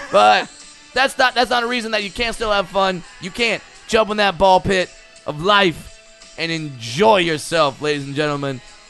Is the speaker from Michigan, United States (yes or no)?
no; Orange County, California, United States; I'm from Orange County.